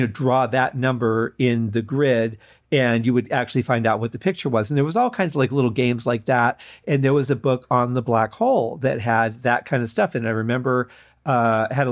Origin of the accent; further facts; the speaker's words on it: Mount Clemens, Michigan, United States; We grew up in Mount Clemens, Michigan